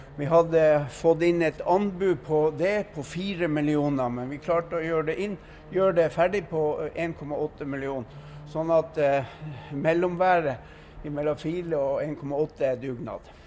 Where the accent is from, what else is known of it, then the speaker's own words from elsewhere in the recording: Kjelbotn, Nordland, Norway; Jeg er født og oppvokst i Kjellbotn og bor i dag i Kjellbotn